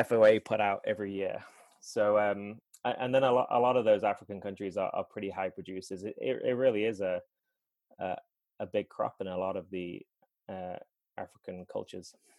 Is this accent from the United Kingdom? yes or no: yes; England, United Kingdom; moved away as an adult; now in Asheville, United States; I grew up in England and didn't come here until or came here to live when I I married my then fiance in 2012.